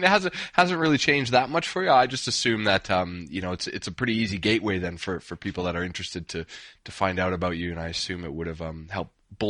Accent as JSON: {"language": "English", "country": "Canada", "tie": "born or raised there", "moved": "as an adult", "lives_now": "Australia", "said": "When I was growing up in Canada"}